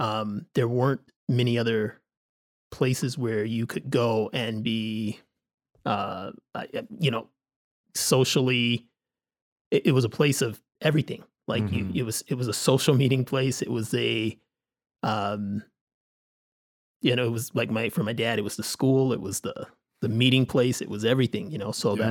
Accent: Detroit, Michigan, United States; I grew up in the Metro Detroit area, and those churches were all, it was what the Black churches did.

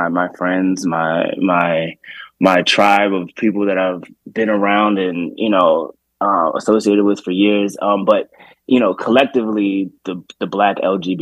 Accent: Baltimore, Maryland, United States; moved away; also born or lived in Washington, D.C.; I grew up in Baltimore

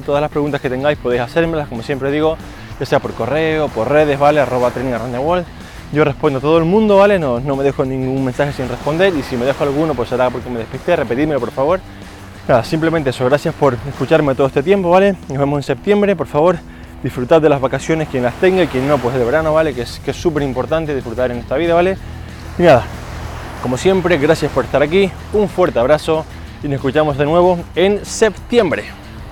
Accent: Spain; como español no hago siesta, estoy un poco yendo en contra de los cánones del país

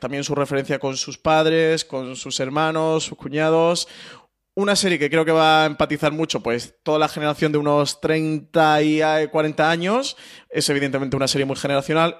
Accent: Málaga, Andalusia, Spain; yo que soy malagueño

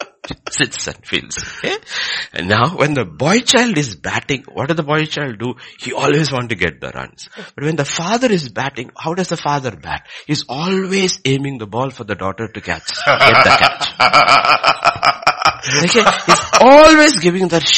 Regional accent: Kerala, India; growing up in Kerala

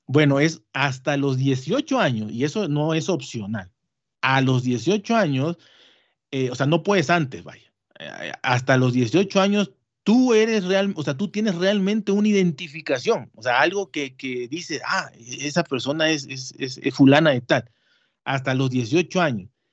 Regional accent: Mexico

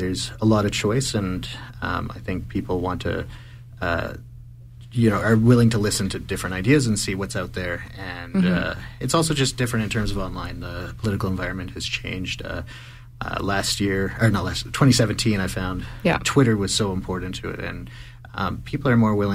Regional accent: Calgary, Alberta, Canada; I grew up in Calgary and I live in Ward 1.

